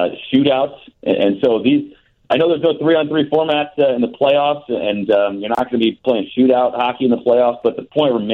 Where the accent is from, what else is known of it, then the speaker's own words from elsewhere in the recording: Indianapolis, Indiana, United States; moved away as an adult; also born or lived in Atlanta / Fort Myers; now in Rockford, United States; I'm a Purdue grad from Indianapolis